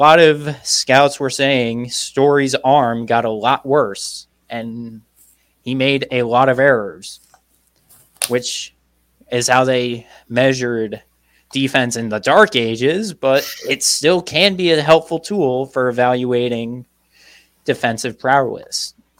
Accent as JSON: {"language": "English", "region": "Colorado", "country": "United States", "moved": "yes", "said": "I am from the Centennial State of Colorado."}